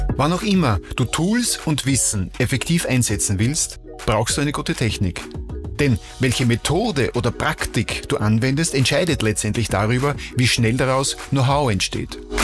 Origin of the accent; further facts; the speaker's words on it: Vienna, Austria; ich bin Wiener